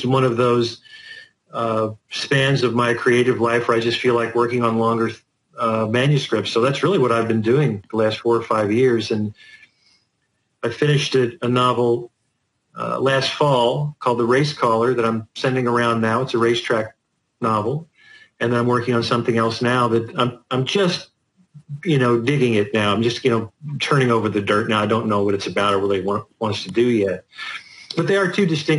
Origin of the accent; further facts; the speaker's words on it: Lexington, Kentucky, United States; also born or lived in Florida; I'm from Kentucky. I was born in Lexington, Kentucky